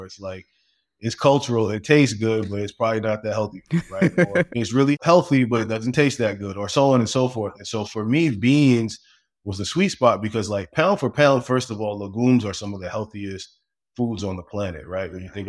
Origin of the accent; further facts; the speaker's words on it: Brooklyn, New York, United States; So I grew up in Brooklyn originally in a really big family.